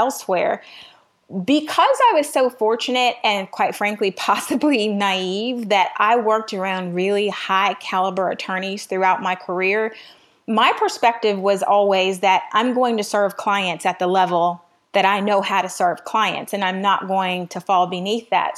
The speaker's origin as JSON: {"language": "English", "town": "Miami", "region": "Florida", "country": "United States", "tie": "born or raised there", "also_born_or_lived": "Midwest", "moved": "yes", "lives_now": "Atlanta, United States", "said": "I was raised in Miami"}